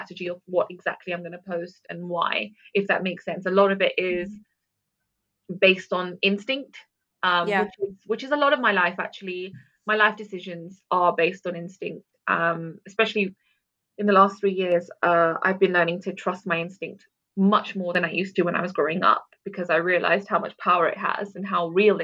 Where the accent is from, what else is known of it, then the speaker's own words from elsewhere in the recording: London, United Kingdom; also born or lived in Netherlands / Sharjah; being born in Holland and growing up in London